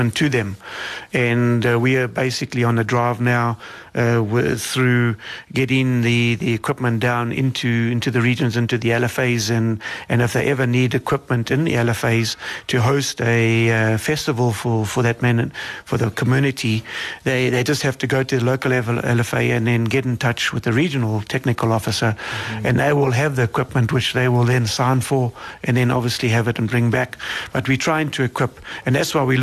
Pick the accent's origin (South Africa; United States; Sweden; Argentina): South Africa